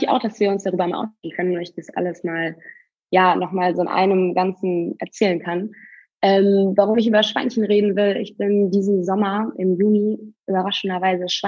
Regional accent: North Rhine-Westphalia, Germany; also ich komme äh, aus Münsterland, relativ ländlich und habe deswegen auch viele äh, ja, Freunde von der Schulzeit, die selber in Landwirtschaft tätig sind.

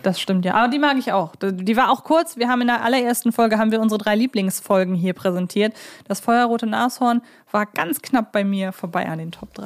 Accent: Hamburg, Germany; bei uns in Hamburg

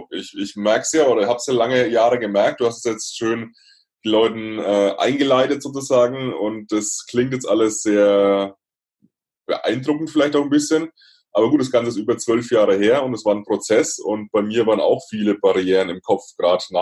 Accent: Bavaria, Germany; Ich komme aus der Nähe von Würzburg, ähm, so

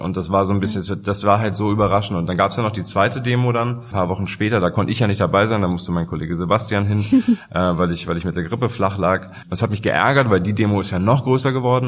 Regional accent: Hamburg, Germany; ich komme ja aus Hamburg

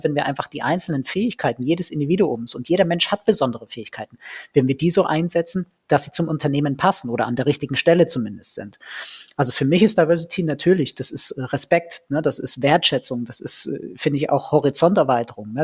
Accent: Ulm, Baden-Württemberg, Germany; ich bin in Ulm geboren

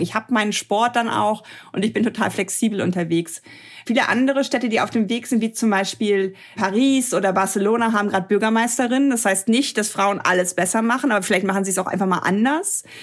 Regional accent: Germany; hier in Deutschland

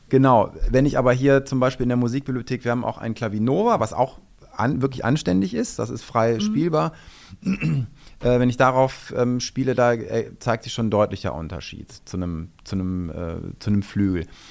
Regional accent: Düsseldorf, North Rhine-Westphalia, Germany; moved away as an adult; also born or lived in Saxony / Wuppertal; ich bin Düsseldorfer, ich bin hier geboren und ähm, wollte dann irgendwann tatsächlich einfach auch wieder in die Heimat

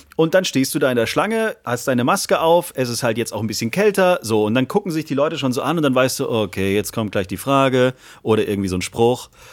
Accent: Backnang, Baden-Württemberg, Germany; aus Backnang kommt, aus meiner Geburtsstadt

